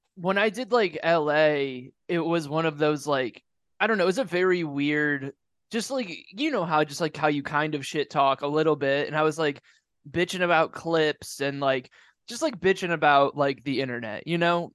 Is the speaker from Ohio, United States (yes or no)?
yes; Ohio, United States; moved away